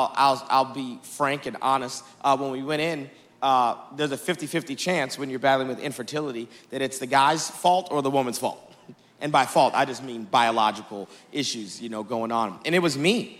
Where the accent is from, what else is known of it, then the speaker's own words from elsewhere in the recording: Dallas, Texas, United States; I am from Dallas, Texas.